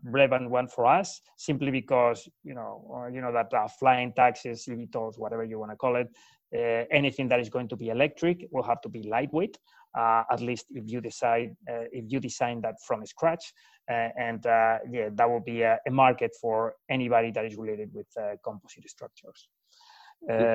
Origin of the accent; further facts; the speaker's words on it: Madrid, Community of Madrid, Spain; moved away as an adult; I'm from Spain, born and raised in Madrid, where I studied aerospace engineering